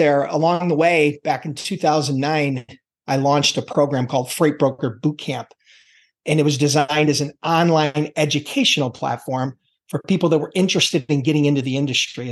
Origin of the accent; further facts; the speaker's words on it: Buffalo, New York, United States; born and bred in the Buffalo, New York area